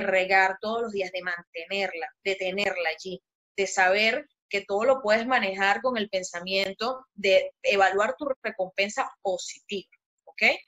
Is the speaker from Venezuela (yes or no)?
yes; Venezuela; moved away as an adult; now in Panama; soy venezolana, me mudé a Panamá hace como cinco años más o menos